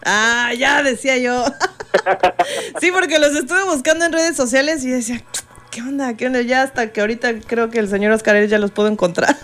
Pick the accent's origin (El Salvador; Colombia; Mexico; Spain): Mexico; Coacalco, State of Mexico; vengo de Coacalco